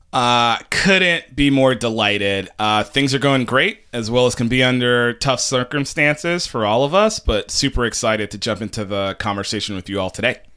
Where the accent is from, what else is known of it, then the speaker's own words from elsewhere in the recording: New York City, New York, United States; as a New Yorker